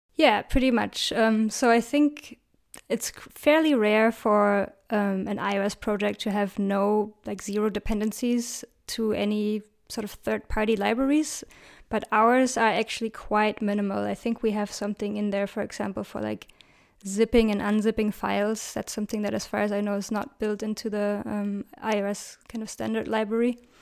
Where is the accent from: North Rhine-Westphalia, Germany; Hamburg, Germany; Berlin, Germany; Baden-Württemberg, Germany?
Berlin, Germany; I love my hometown, Berlin